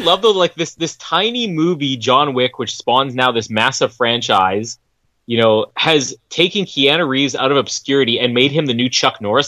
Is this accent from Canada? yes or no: yes; Canada; I'm Canadian